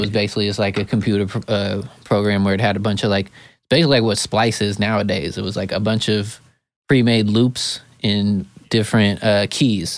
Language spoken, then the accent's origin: English; Eugene, Oregon, United States; now in California, United States; I come from Eugene, Oregon. It's a very small, hippie town in Oregon.